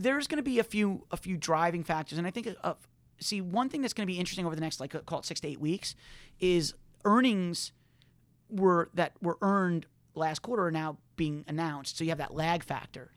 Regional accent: New York, United States; growing up in New York

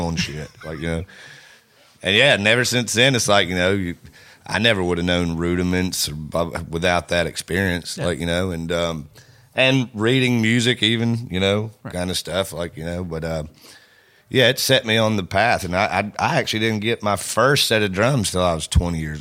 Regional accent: the South, United States; we are from the South

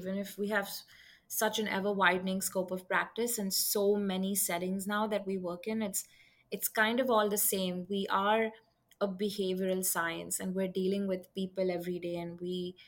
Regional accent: Mumbai, Maharashtra, India; moved away as an adult; now in United States; I'm from Mumbai, India. That's where I grew up and spent the first 20 years of my life.

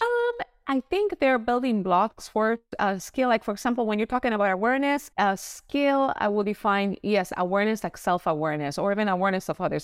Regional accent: Puerto Rico; now in Florida, United States; I am originally from Puerto Rico. Now I live in sunny Florida

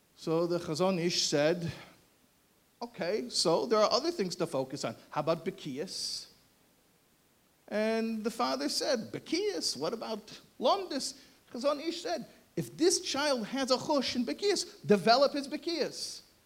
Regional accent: United States; I'm American

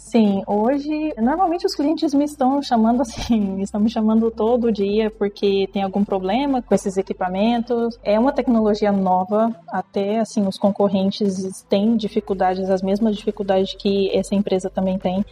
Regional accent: Brazil; moved away as an adult; now in Ecuador; eu sou do Brasil

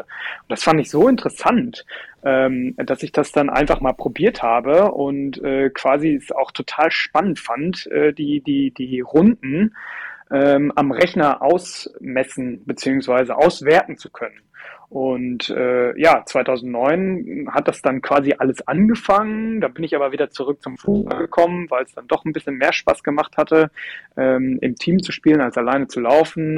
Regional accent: Cologne, North Rhine-Westphalia, Germany; in meiner Heimatstadt

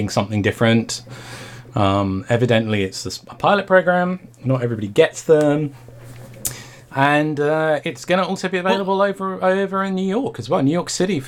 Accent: United Kingdom; as a Brit

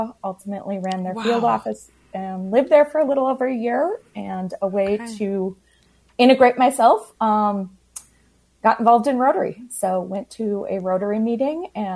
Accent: La Crosse, Wisconsin, United States; moved away as an adult; now in Minneapolis, United States; I grew up in La Crosse, Wisconsin, but crossed the border for college and have stayed here in Minnesota

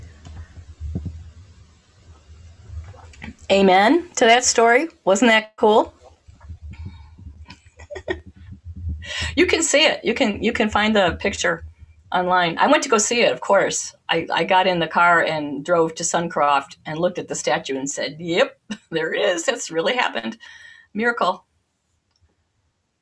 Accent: Minnesota, United States; I'm from Minnesota

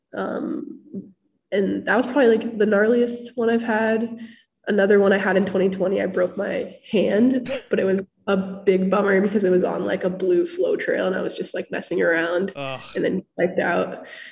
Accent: Hood River, Oregon, United States; moved away as an adult; now in Bellingham, United States; I grew up in Hood River, Oregon

